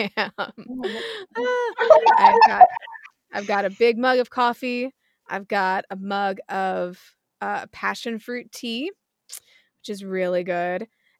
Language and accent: English; United States; an American like me